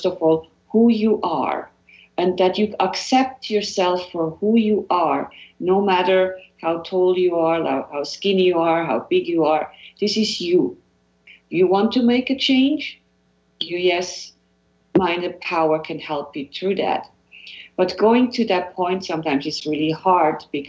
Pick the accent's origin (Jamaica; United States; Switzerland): Switzerland; moved away; growing up in Switzerland